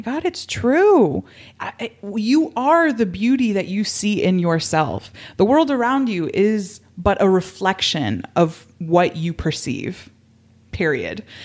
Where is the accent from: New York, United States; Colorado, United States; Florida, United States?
Florida, United States; Miami; I grew up in Miami